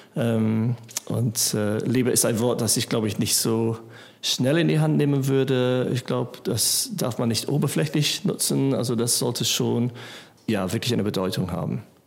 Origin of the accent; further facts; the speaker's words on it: England, United Kingdom; German is a second language; moved away as an adult; now in Germany; Ich bin in England aufgewachsen ähm, und dann war ich äh, 23, als ich nach Deutschland kam